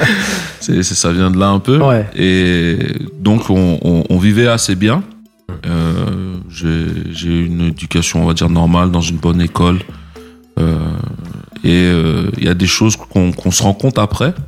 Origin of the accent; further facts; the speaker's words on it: Les Mureaux, Île-de-France, France; also born or lived in Bamako, Mali / Plaisir, France; originaire de la ville des Mureaux, dans le 78. C'est là-bas que j'ai grandi, que j'ai fait mes études